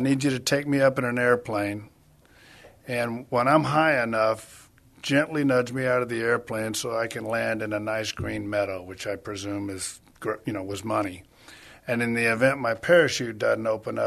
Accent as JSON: {"language": "English", "town": "San Antonio", "region": "Texas", "country": "United States", "tie": "born or raised there", "also_born_or_lived": "Houston, Texas / Dallas, Texas", "lives_now": "Austin, United States", "said": "I'm from San Antonio, Texas, went to Alamo Heights, and have pretty much been in Texas my whole life"}